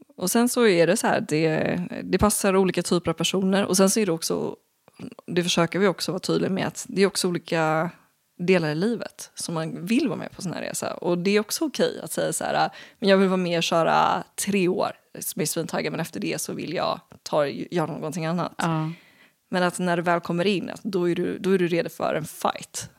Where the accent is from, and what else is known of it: Sweden